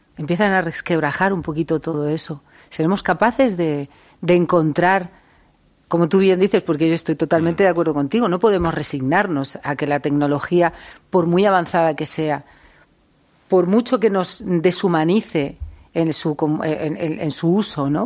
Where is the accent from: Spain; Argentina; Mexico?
Spain; Siendo español